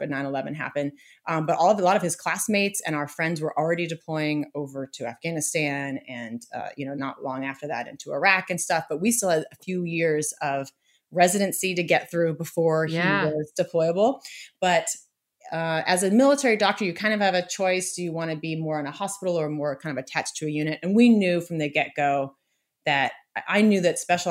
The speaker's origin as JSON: {"language": "English", "area": "just outside of Boston", "region": "Massachusetts", "country": "United States", "tie": "born or raised there", "moved": "as an adult", "said": "I grew up just outside of Boston and I love Massachusetts"}